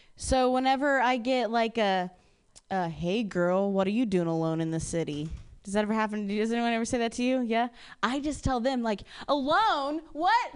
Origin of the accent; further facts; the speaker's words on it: Ohio, United States; moved away; I'm from Ohio originally and I was raised by like lesbian parents